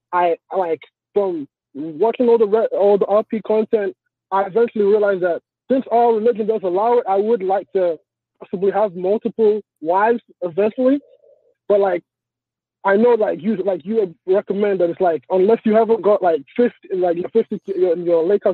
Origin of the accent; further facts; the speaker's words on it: Nigeria; now in Los Angeles, United States; I'm from Nigeria.